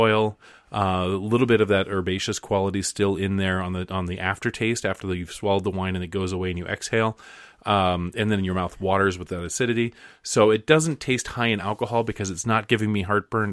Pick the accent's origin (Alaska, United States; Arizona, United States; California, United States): Alaska, United States; moved away; when I was growing up in Alaska, I used to walk from the bus stop to my house